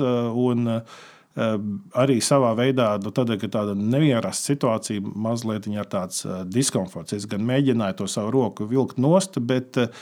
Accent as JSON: {"language": "Latvian", "country": "Latvia", "said": "mēs no Latvijas esam mazi"}